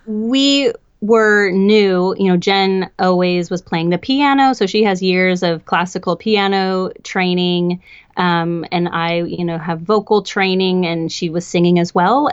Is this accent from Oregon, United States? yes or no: yes; Portland, Oregon, United States; now in Los Angeles, United States; I grew up in Portland, Oregon